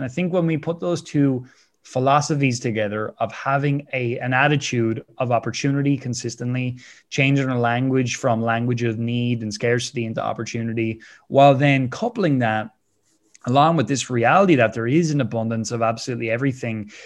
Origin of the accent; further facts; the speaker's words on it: Wexford, Leinster, Ireland; I love being Irish. I love living here in Wexford